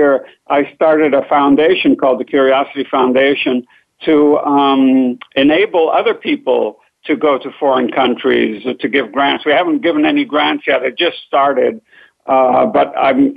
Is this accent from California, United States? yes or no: yes; San Francisco, California, United States; also born or lived in Lebanon / Chicago; San Francisco, where I grew up